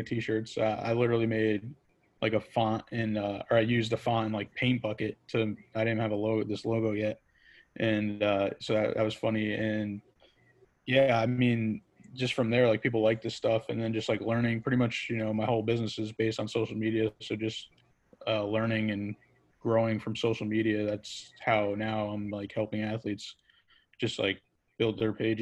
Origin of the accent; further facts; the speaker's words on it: West Haven, Connecticut, United States; I'm from West Haven, Connecticut, born and raised.